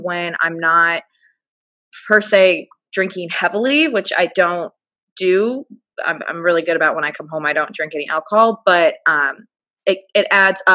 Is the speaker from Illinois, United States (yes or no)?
yes; Chicago, Illinois, United States; moved away as an adult; also born or lived in Orlando, United States; now in Naples, United States; I'm from Chicago, but I moved to Orlando for my job. And then I just moved down here to Naples the past 6 months